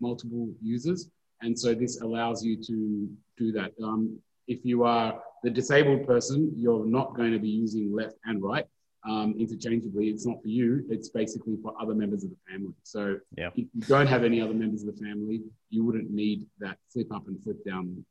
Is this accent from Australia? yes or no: yes; New South Wales, Australia; I'm from New South Wales